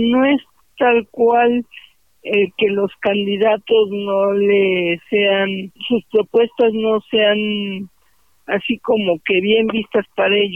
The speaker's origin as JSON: {"language": "Spanish", "country": "Mexico", "said": "como ciudadanos mexicanos."}